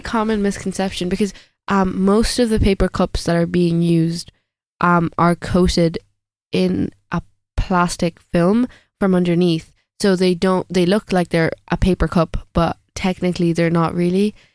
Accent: India; moved away; being from India, saying that I'm only gonna visit my home country every eight years

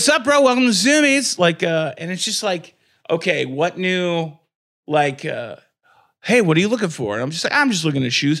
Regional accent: a town about 45 minutes from Fort Wayne, Indiana, United States; there wasn't one in my hometown. There was one 45 minutes away in Fort Wayne.

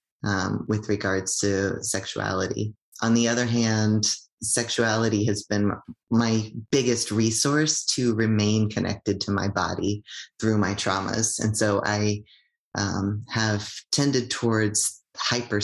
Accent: United States; also born or lived in Toronto area (Tkaronto), Canada; now in Canada; I'm an immigrant from the United States

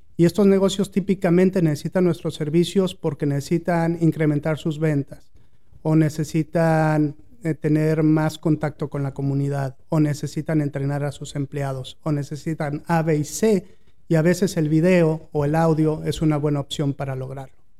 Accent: Mexico City, Mexico; moved away as an adult; also born or lived in Monterrey, Mexico; now in United States; Yo nací en la Ciudad de México, a los 22 años más o menos llegué a la Ciudad de Monterrey

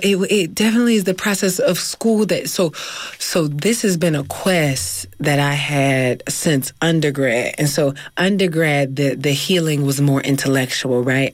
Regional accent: Philadelphia, Pennsylvania, United States; now in California, United States; I'm from North Philly

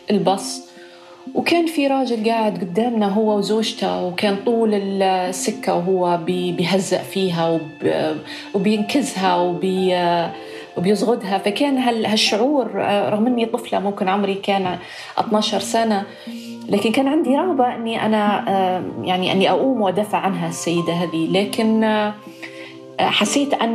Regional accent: Libya; accent: Libyan; now in Malmö, Sweden; ممكن نحكي باللهجة الليبية عادي؟

